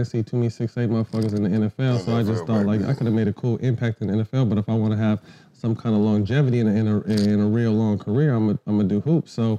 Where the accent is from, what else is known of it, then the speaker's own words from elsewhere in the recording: San Jose, California, United States; also born or lived in Sacramento; I started in San Jose. Black and Italian, grew up in a really mixed neighborhood.